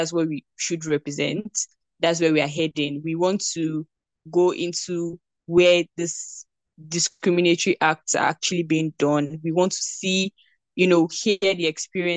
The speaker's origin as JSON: {"language": "English", "country": "Nigeria", "said": "I am a Nigerian and I recently graduated from Obafemi"}